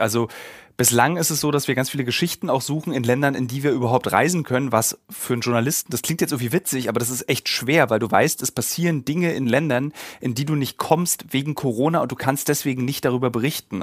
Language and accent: German; East Germany, Germany; ich als Ossi